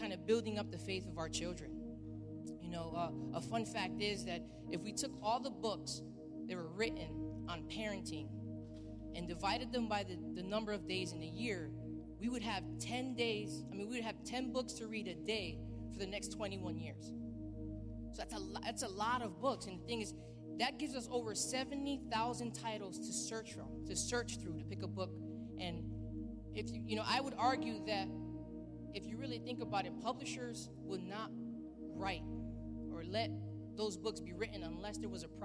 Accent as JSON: {"language": "English", "town": "Bridgeport", "region": "Connecticut", "country": "United States", "tie": "born or raised there", "said": "me growing up in Bridgeport"}